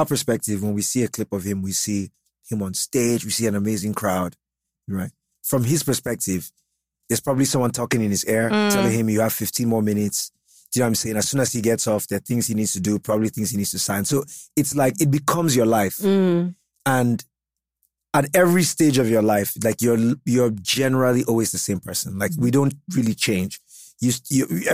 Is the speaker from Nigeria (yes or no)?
yes; Jos, Plateau, Nigeria; I am from Jos